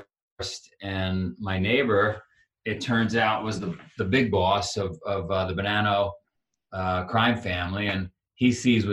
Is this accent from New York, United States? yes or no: yes; New York City, New York, United States; I grew up in Queens, New York